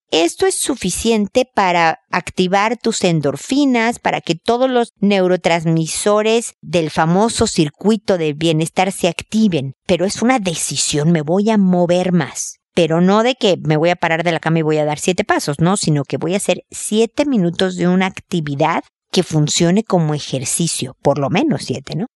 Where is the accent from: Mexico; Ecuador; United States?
Mexico; moved away as an adult; now in Chile; en mi cultura, México, de donde soy yo